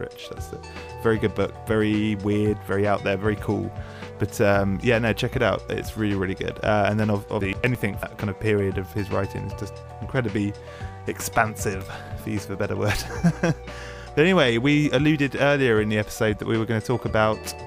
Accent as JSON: {"language": "English", "town": "Brighton", "region": "South East England", "country": "United Kingdom", "tie": "born or raised there", "said": "it's my hometown"}